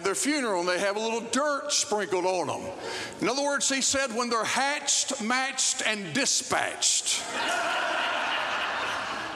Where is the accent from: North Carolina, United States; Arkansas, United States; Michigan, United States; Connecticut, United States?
Arkansas, United States; moved away; also born or lived in Texas; I'm originally from Arkansas